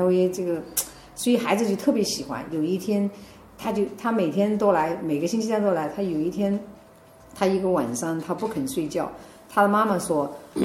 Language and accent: Chinese; China; moved away as an adult; also born or lived in southern United States / New York; now in United States; 我是在中国大陆出生，在中国大陆成长的